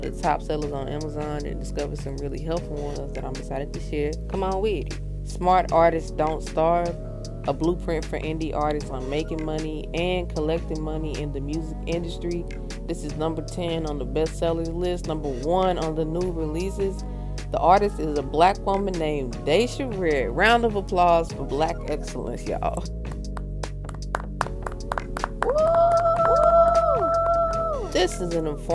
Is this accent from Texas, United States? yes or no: yes; Texas, United States; I'm from Texas